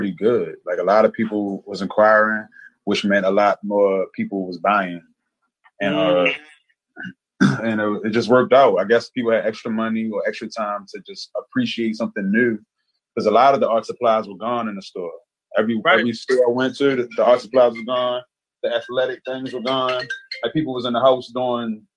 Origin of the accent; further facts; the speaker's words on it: Baltimore, Maryland, United States; I grew up in Baltimore City, and I'm an artist